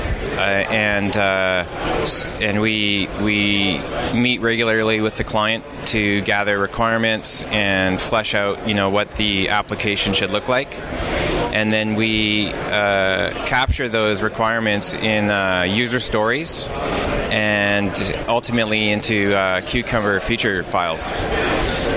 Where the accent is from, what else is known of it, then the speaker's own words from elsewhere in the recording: Vancouver, British Columbia, Canada; I'm from Vancouver, British Columbia.